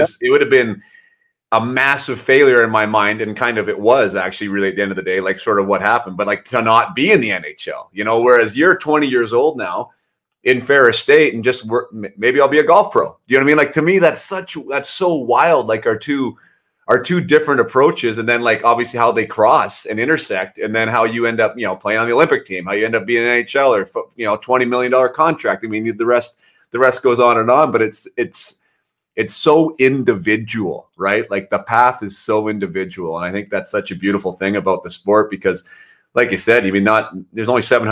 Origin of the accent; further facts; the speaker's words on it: Canada; as a Canadian